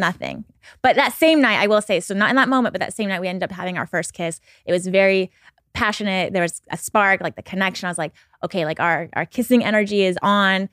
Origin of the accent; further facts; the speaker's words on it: Pacific Northwest, United States; I'm from the Pacific Northwest